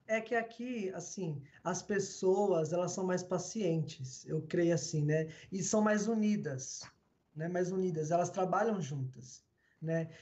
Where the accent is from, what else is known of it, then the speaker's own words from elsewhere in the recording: São Paulo, Brazil; Nós moramos aqui no Capão mesmo, né? Nós nascemos aqui, vivemos aqui